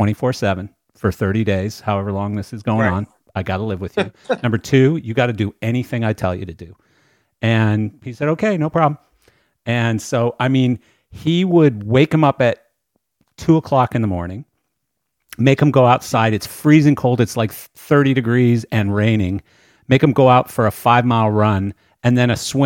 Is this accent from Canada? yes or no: yes; Canada; also born or lived in Pembroke Pines, Florida; now in Wellington, United States; I grew up in Canada